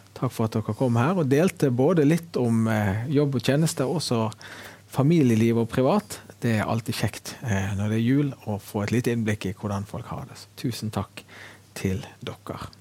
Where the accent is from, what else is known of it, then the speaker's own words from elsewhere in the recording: Bergen, Vestland, Norway; men det å være hjemme i Fyllingsdalen, i det huset som jeg har vokst opp